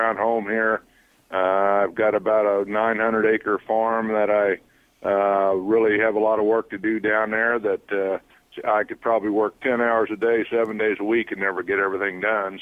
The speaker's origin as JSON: {"language": "English", "town": "St. Louis", "region": "Missouri", "country": "United States", "tie": "born or raised there", "also_born_or_lived": "Toronto", "said": "St. Louis, my hometown"}